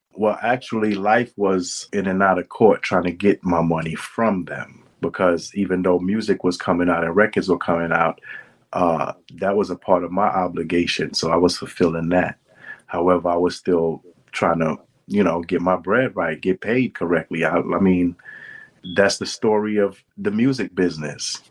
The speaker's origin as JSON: {"language": "English", "town": "New York City", "region": "New York", "country": "United States", "said": "I'm from Brooklyn"}